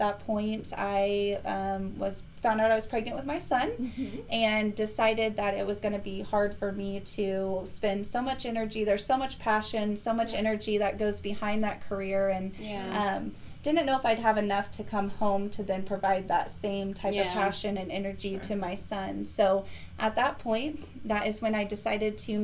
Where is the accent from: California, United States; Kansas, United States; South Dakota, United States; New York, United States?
Kansas, United States; Conway Springs; now in Wichita, United States; I was born in Conway Springs, Kansas. I was raised there my entire life, kind of in a farm-type community, small rural area.